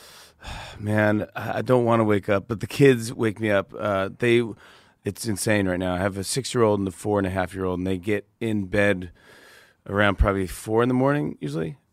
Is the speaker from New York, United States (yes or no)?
yes; Saugerties, New York, United States; I grew up in Saga Days, New York, which is upstate by Kingston, Poughkeepsie, Woodstock